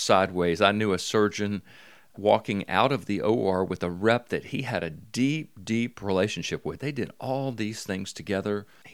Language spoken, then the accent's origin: English; Mobile, Alabama, United States